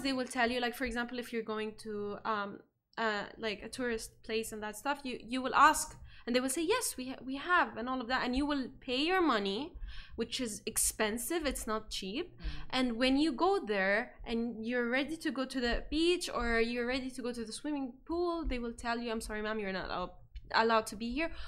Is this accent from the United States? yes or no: no; Egypt; now in Dubai, United Arab Emirates; in my home country, which is like Egypt